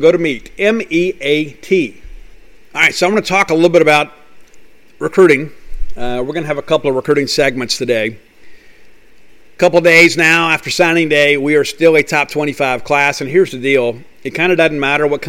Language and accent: English; Columbia, Mississippi, United States; I lived in Columbia, Mississippi, and we had a little twin cinema there